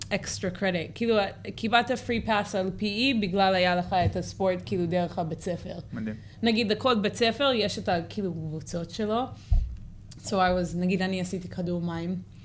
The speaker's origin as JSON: {"language": "Hebrew", "town": "Santa Cruz", "region": "California", "country": "United States", "second_language": "Hebrew", "moved": "as an adult", "lives_now": "Israel", "said": "לא גדלתי פה אז"}